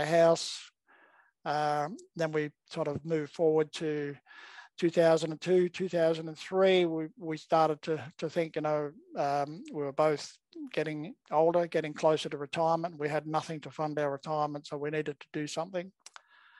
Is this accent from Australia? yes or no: yes; Perth, Western Australia, Australia; also born or lived in Melbourne, Victoria / Eltham, Victoria; now in Gold Coast, Australia; I'm originally from Perth